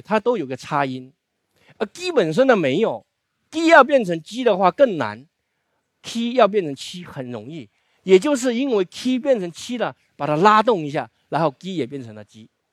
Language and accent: Chinese; Wuping, Fujian, China; accent: Hakka; now in Guangzhou, China; 这是我的家乡，准确说这个是我家的房子